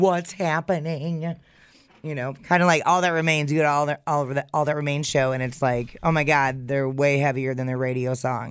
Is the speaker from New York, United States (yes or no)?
no; Wisconsin, United States